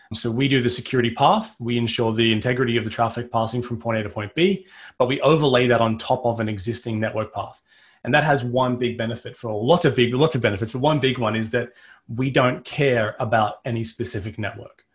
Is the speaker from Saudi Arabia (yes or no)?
no; Australia; I'm Australian